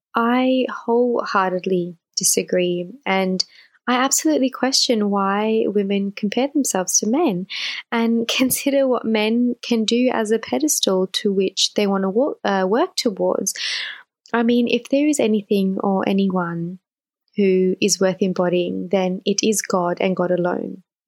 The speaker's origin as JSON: {"language": "English", "country": "Australia", "tie": "born or raised there", "said": "born and raised in Australia"}